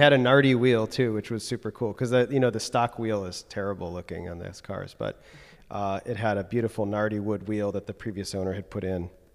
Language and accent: English; Evanston, Illinois, United States; moved away; I'm from Chicago area originally